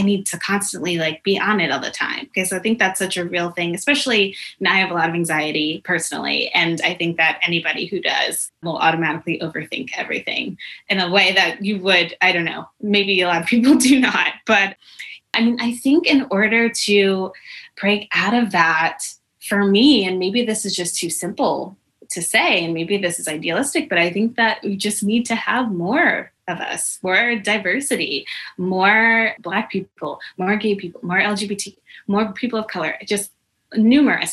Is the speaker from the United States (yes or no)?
yes; Connecticut, United States; a Panera in my hometown in Connecticut